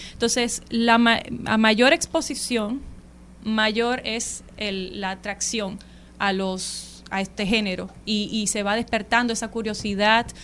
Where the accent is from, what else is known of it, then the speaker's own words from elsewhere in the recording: Santo Domingo, Distrito Nacional, Dominican Republic; now in Austria; sí nací en Santo Domingo, en el Distrito Nacional